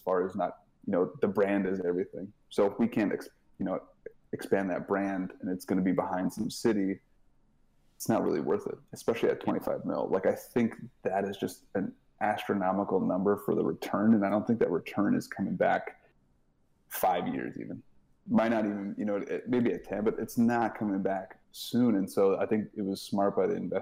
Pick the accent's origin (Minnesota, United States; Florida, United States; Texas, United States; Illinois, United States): Minnesota, United States; I'm from Minnesota